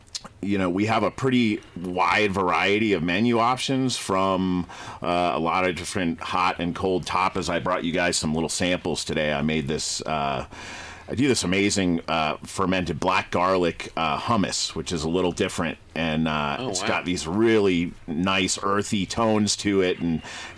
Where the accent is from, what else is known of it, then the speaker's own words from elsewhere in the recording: Boulder, Colorado, United States; I grew up in Boulder